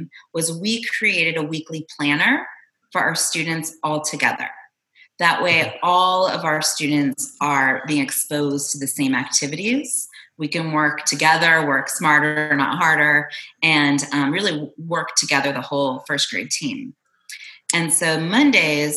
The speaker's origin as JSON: {"language": "English", "region": "Arizona", "country": "United States", "tie": "born or raised there", "also_born_or_lived": "Toronto, Canada", "moved": "as an adult", "lives_now": "Austin, United States", "said": "I'm originally from Toronto, and I grew up in Arizona"}